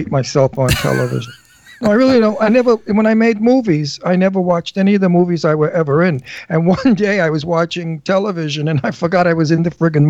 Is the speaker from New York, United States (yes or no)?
yes; New York City, New York, United States; I'm from Brooklyn